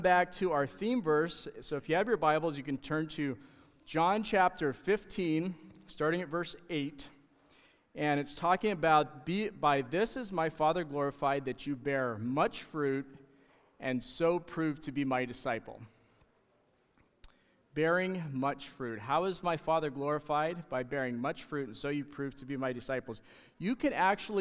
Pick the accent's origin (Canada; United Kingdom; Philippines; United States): Canada; moved away; being Canadian